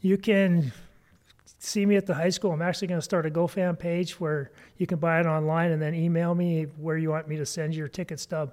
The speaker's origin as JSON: {"language": "English", "town": "East Helena", "region": "Montana", "country": "United States", "tie": "born or raised there", "said": "I grew up in East Helena."}